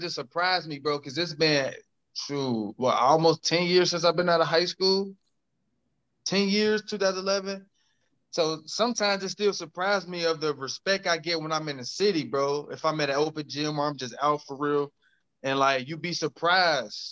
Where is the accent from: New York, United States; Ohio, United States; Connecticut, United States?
Ohio, United States; Cincinnati; I'm from the English Woods